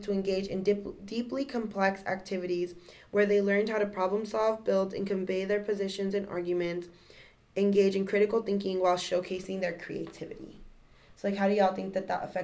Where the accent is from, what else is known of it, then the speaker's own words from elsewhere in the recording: Aurora, Colorado, United States; I grew up in Aurora, and there's actually two school districts that run through Aurora